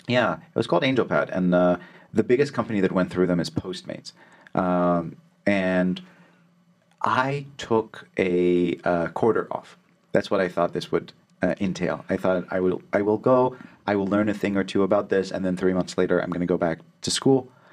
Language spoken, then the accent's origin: English; Alexandria, Alexandria Governorate, Egypt; moved away; also born or lived in Cairo; So I was born in Cairo, but I grew up in Alexandria.